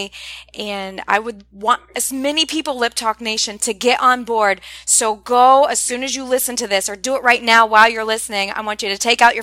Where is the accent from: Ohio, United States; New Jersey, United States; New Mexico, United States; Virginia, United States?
Ohio, United States; moved away; I'm originally from Ohio